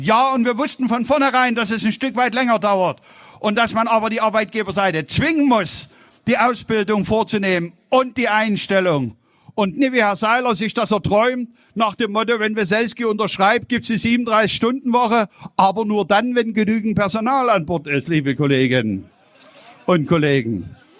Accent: Saxony, Germany; accent: Saxon; Wir sprechen Deutsch und ich spreche mit sächsischem Dialekt

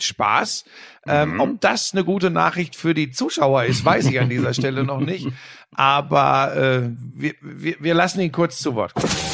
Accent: Ruhr area, North Rhine-Westphalia, Germany; Ich komme aus dem Ruhrgebiet, wir sind in erster Linie jetzt eine Arbeiterklientel.

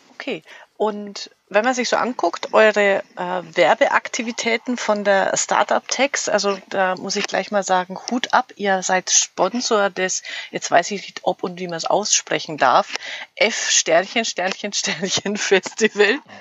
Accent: Fürth, Bavaria, Germany; ihr kommt aus Fürth, mein Heimatort.

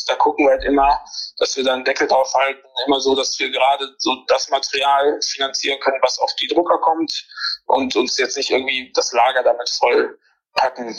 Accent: Neuss, North Rhine-Westphalia, Germany; ich komme aus Neuss

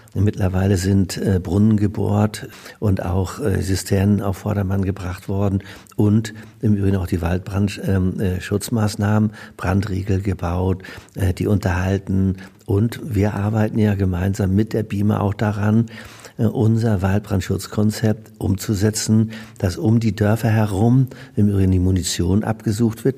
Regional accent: Neuhaus, Germany; Ich habe ja meine Karriere als äh, Jugendlicher tatsächlich auch in der Feuerwehr in Neuhaus begonnen

